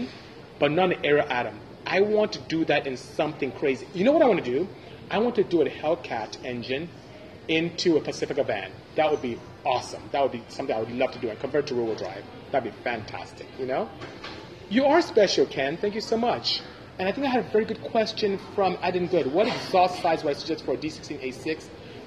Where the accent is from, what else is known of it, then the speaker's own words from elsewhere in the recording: Nigeria; first language Igbo; English is a second language; moved away; I'm from Nigeria. I'm Igbo